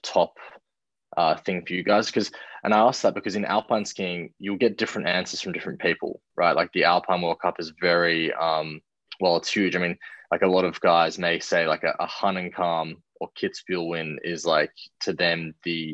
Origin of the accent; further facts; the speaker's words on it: Australia; as an Australian